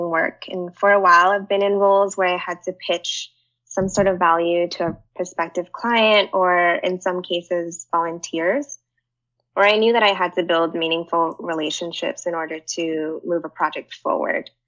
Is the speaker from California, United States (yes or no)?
yes; Pasadena, California, United States; moved away as an adult; now in San Francisco, United States; I'm actually in my hometown, Pasadena